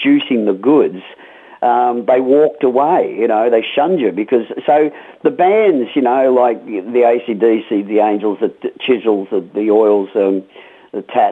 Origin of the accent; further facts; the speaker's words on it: Melbourne, Victoria, Australia; when I was a teenager growing up in Melbourne